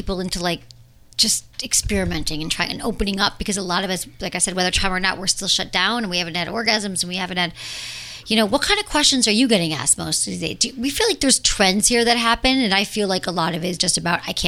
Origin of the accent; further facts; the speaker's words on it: Michigan, United States; accent: Michigan; moved away as an adult; also born or lived in San Francisco; now in Los Angeles, United States; my Michigan accent